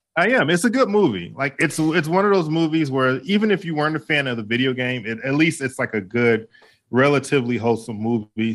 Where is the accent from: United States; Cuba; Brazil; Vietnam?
United States; Midwest; the theme parks where, where I grew up at in the Midwest, like, for example, Cedar Point